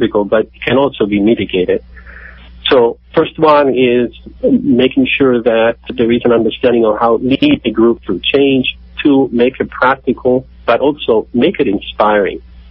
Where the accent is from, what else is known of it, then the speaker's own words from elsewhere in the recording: Rome, Lazio, Italy; I'm from Rome, in Italy.